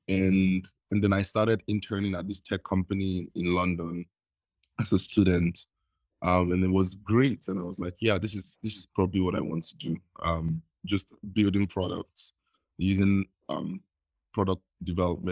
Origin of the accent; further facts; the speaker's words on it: Nigeria; I was like every typical Nigerian growing up in Nigeria